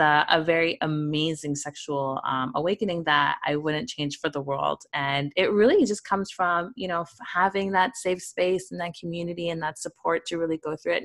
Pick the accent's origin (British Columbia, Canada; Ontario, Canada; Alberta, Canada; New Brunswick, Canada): Ontario, Canada; Toronto; I'm from a not a small town. I'm from a big town, Toronto